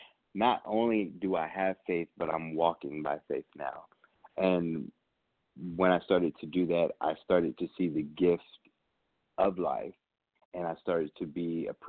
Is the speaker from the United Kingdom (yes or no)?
no; Vicenza, Veneto, Italy; also born or lived in Augsburg, Germany / Nuremberg, Germany; I was born in Augsburg, Germany, and raised in Vicenza, Italy, and Nuremberg, Germany, only because my mom having me at 14, my grandfather was stationed in the military